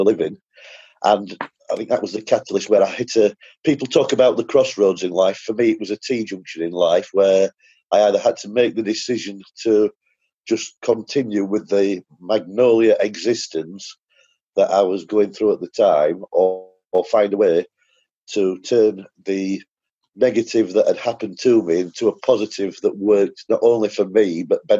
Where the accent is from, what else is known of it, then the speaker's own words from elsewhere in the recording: United Kingdom; I'm now back in the UK